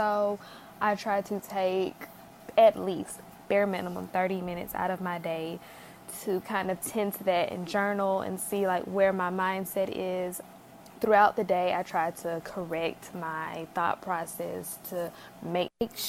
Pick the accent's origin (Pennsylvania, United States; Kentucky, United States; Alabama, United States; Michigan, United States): Alabama, United States; I am from Alabama